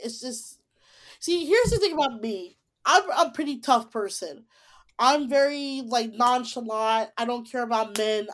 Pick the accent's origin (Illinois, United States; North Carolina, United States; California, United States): Illinois, United States; Tinley Park; my hometown of Tilly Park or Chicago, Tilly Park.